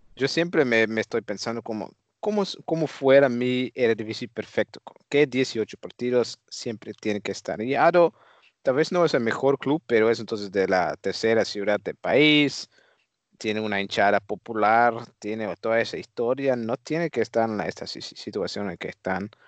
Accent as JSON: {"language": "Spanish", "country": "Netherlands", "said": "yo como holandés"}